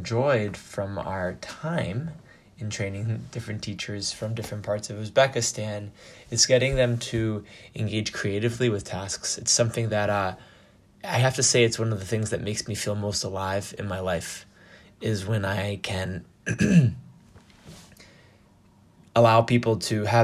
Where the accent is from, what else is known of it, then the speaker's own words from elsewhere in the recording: United States; There's also not one type of American. We're all quite diverse in our upbringing and cultural and social experiences as being just American.